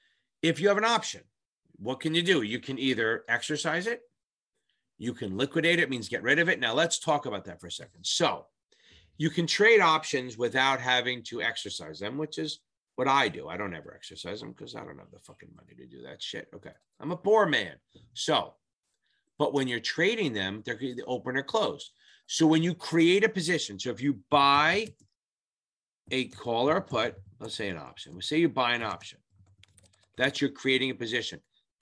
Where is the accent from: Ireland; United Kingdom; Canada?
Ireland; Now, remember, I'm Irish.